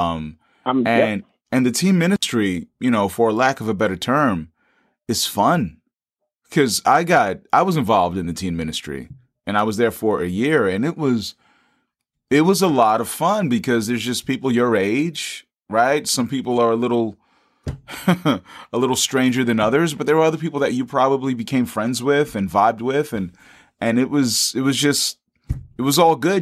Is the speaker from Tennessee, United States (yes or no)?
no; New York City, New York, United States; I'm from New York City